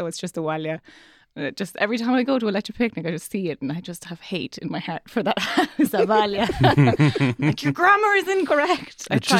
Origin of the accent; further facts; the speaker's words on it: Ulster, Ireland; Sure, we're from Donegal and it's beautiful up here.